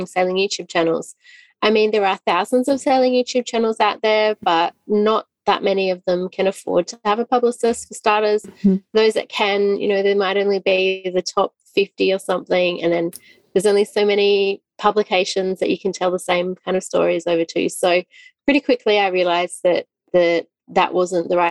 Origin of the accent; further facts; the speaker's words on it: Australia; moved away as an adult; we're Australian. We lived in Australia